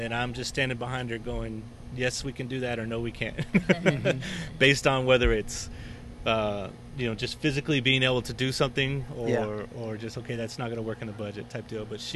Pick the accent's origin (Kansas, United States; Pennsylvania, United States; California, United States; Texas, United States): Texas, United States; Dallas-Fort Worth Metroplex; growing up in Texas, is that you living in a, Dallas-Fort Worth Metroplex